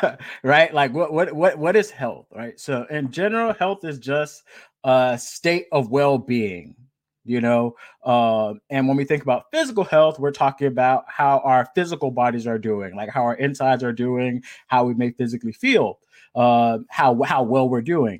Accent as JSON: {"language": "English", "town": "Miami", "region": "Florida", "country": "United States", "also_born_or_lived": "Los Angeles, California", "moved": "as an adult", "lives_now": "Long Beach, United States", "said": "I'm originally from Miami, Florida"}